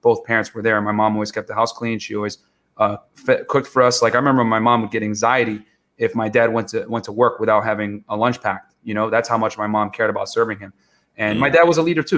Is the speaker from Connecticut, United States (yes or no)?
yes; New Britain, Connecticut, United States; moved away as an adult; also born or lived in New York City; now in Miami, United States; I was born in New York City, and then I moved to Connecticut at around 9-10 years old. And then when people ask me, I always say, yeah, I'm from Connecticut.